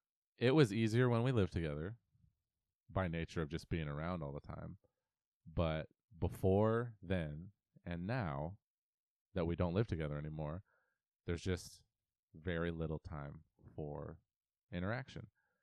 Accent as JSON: {"language": "English", "town": "Auburn", "region": "Washington", "country": "United States", "tie": "born or raised there", "said": "We grew up in Auburn, Washington, together."}